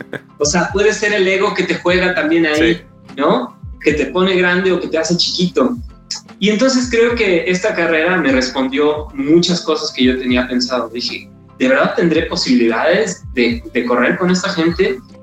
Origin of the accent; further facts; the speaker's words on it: Mexico; como mexicanos